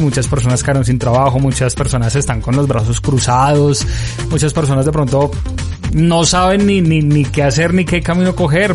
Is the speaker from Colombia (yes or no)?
yes; Colombia; uno como colombiano